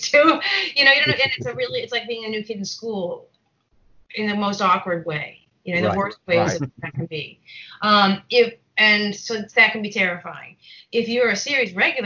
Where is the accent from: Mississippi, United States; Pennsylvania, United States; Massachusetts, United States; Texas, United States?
Massachusetts, United States; Boston; moved away; I grew up in Boston. I'm from Boston